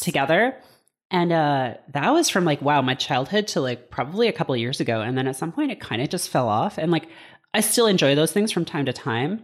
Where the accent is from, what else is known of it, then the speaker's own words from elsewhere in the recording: Hamilton, Ontario, Canada; my hometown of Hamilton, Ontario